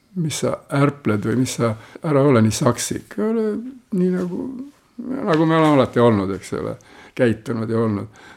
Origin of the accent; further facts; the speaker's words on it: Raikküla, Rapla County, Estonia; ma ise olen pärit Raikülast, sellisest väga kuulsast kohast Põhja-Eestist